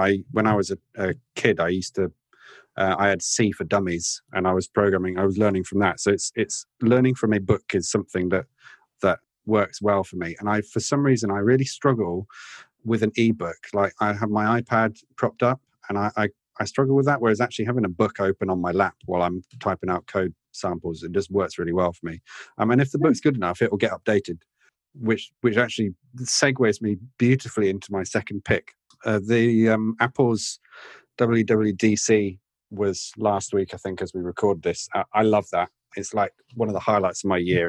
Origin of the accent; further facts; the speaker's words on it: Oxford, South East England, United Kingdom; moved away; Uri mentioned Oxford earlier on. That's my hometown